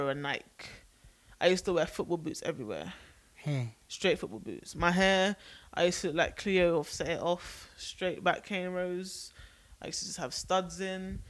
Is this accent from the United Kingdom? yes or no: yes; England, United Kingdom; now in United States; I'm British